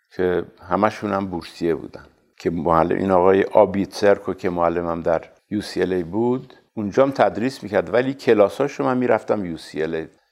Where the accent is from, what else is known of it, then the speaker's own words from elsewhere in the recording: Tehran, Tehran Province, Iran; در سال 1320 مطابق 1941 میلادی در تهران متولد شدم